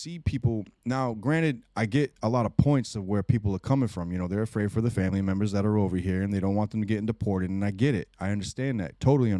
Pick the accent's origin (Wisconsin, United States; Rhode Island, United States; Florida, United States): Rhode Island, United States; Like me growing up in Rhode Island, it's a melting pot here. We have all kinds of culture here.